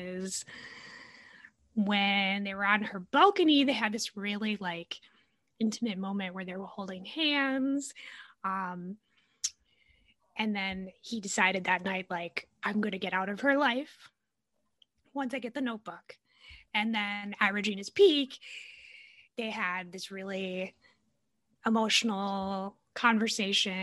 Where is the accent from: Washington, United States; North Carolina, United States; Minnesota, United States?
Minnesota, United States; I'm from Minnesota and like live in the city